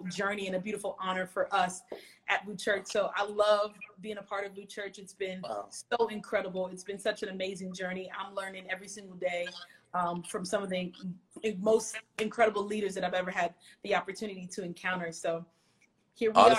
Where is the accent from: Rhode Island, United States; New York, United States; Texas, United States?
New York, United States; New York City; moved away as an adult; now in Miami, United States; I am from Brooklyn, New York originally. Shout out to Brooklyn. And I moved to Miami, Florida about 6 years ago.